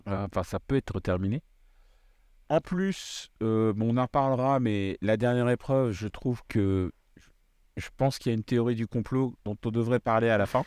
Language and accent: French; Réunion; je viens de La Réunion